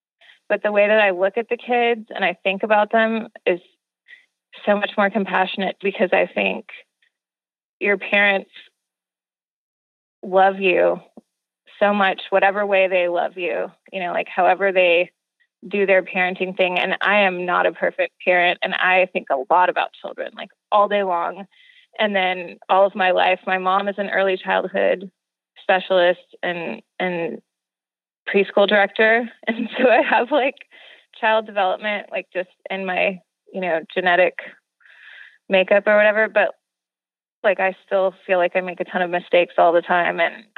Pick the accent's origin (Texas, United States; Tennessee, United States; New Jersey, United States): Texas, United States; Houston; And I'm from Houston, Texas, and I teach art to kinder, first and second grade.